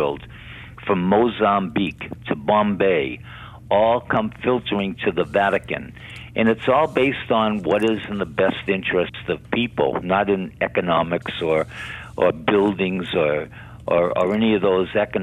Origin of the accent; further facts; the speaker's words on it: Boston, Massachusetts, United States; I grew up in the Polish neighborhood of Boston